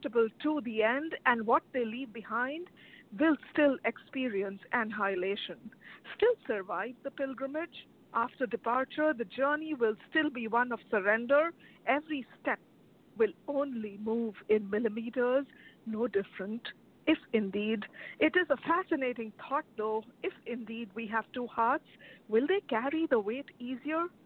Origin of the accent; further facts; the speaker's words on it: India; now in Chicago, United States; I am originally from India